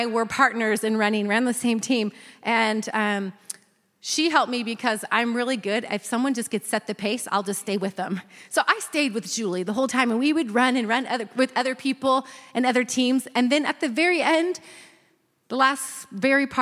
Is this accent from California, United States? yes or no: yes; Northern California, United States; I grew up in Northern California